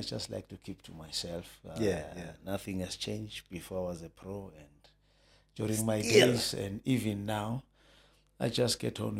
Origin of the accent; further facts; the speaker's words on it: Soweto, Gauteng, South Africa; I was born in Soweto, White City, Jabavu. {S0} Okay. {S1} That's where I grew up, you know.